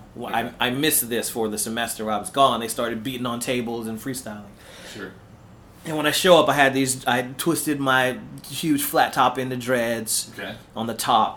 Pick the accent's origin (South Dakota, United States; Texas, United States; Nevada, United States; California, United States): California, United States; Paramount; also born or lived in Harbor City, Los Angeles, California; I grew up in Paramount. It's a small city